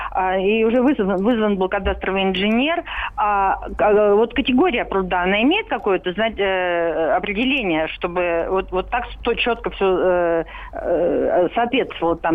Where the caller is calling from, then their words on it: Moscow, Russia; А, здравствуйте, я из Москвы.